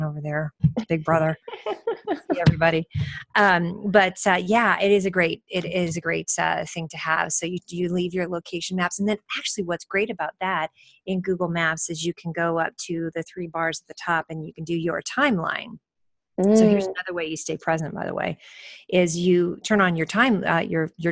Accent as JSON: {"language": "English", "country": "United States", "said": "traveling as an American in a foreign country"}